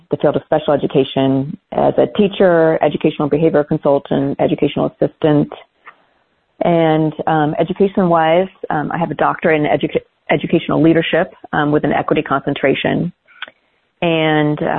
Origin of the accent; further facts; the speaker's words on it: Portland, Oregon, United States; now in Bend, United States; I grew up in Oregon. I'm a graduate of Portland Public Schools